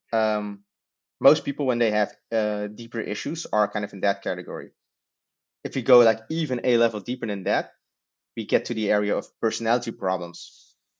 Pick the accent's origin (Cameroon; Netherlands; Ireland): Netherlands; we're from the Netherlands